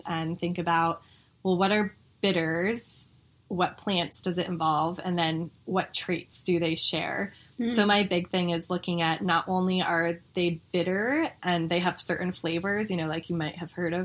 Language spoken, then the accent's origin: English; Denver, Colorado, United States; I grew up here in Denver